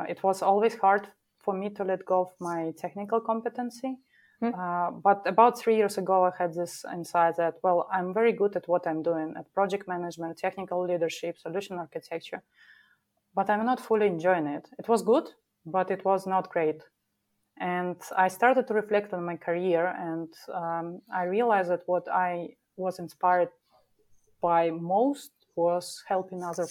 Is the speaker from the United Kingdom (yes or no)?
no; Minsk, Belarus; moved away as an adult; now in Munich, Germany; a chief technical officer in small development office in Minsk, my hometown.